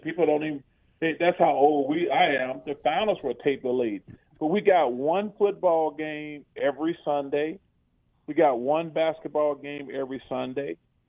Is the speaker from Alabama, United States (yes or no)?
yes; Alabama, United States; growing up in Alabama